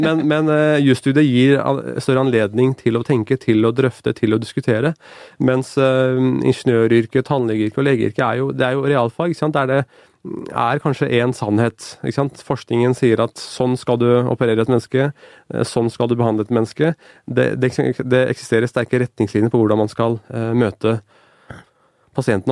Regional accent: Norway; jeg ble bedt om å bære det norske flagget for, for hele skolen min, både som avgangselev ved ungdomsskolen

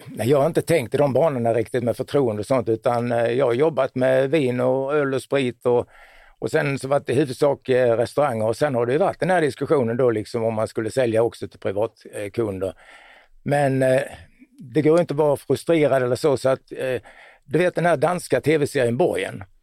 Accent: Båstad, Skåne, Sweden; Jag är från Båstad då.

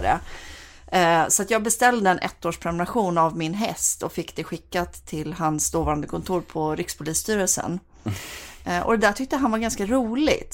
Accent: Bohuslän, Västra Götaland, Sweden; jag är bohuslänning också

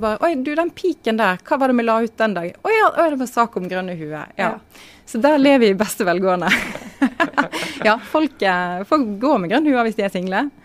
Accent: Voss, Vestland, Norway; now in Oslo, Norway; Jeg er fra Voss

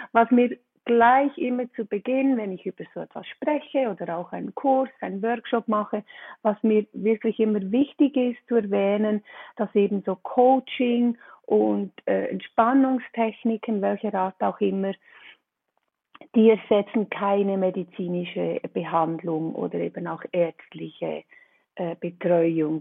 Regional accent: Switzerland; komme ich aus der Schweiz

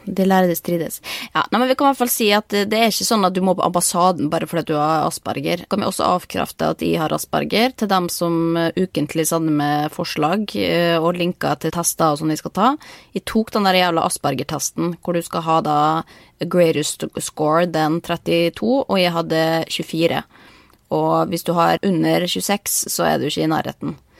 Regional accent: Norway; moved away as an adult; hjemme i Norge

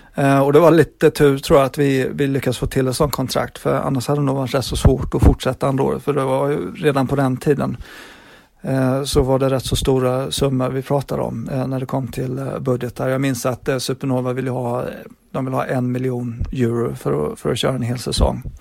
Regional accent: Växjö, Kronoberg County, Sweden; moved away as an adult; now in England, United Kingdom; hemma i Växjö

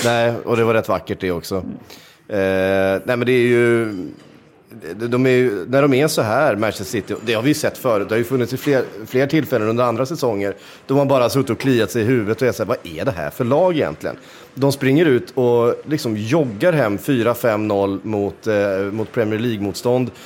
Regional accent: Sweden; som svensk

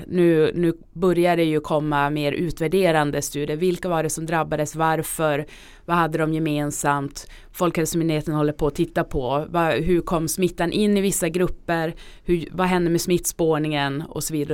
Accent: Norrbotten County, Sweden; now in Stockholm, Sweden; Jag kommer själv från Norrbotten

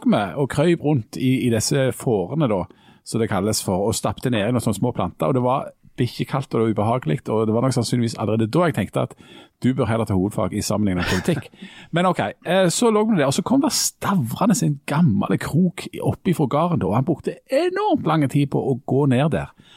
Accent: Jæren, Rogaland, Norway; jeg er jo en jærbu

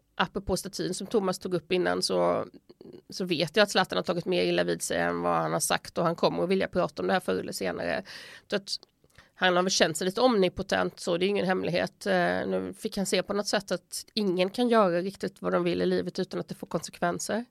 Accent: Sweden; moved away as an adult; now in Italy; hemma i Sverige

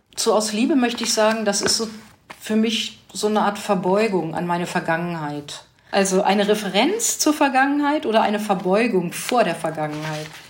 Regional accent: Hanover, Lower Saxony, Germany; moved away; Ich komme ursprünglich aus Hannover

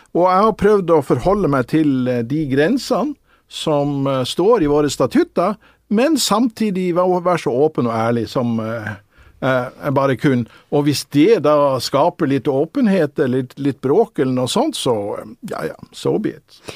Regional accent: Northern Norway, Norway; jeg er jo nordlending

